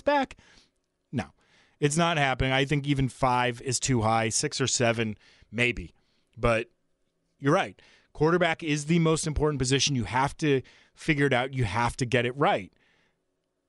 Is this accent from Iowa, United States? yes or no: no; Framingham, Massachusetts, United States; my hometown of Framingham, Massachusetts. He went to Framingham High School like I did